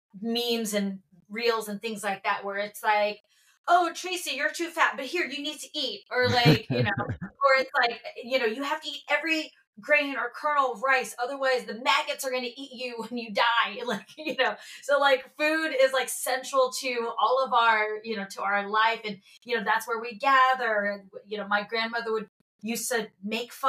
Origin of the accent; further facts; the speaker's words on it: Houston, Texas, United States; moved away as an adult; also born or lived in Georgia / New York City; now in Los Angeles, United States; I was born in Georgia, but I was raised in Houston. Went to middle school there, high school